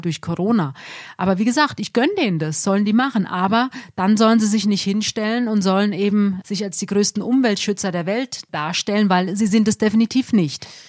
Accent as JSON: {"language": "German", "country": "Germany", "said": "auch bei uns in Deutschland"}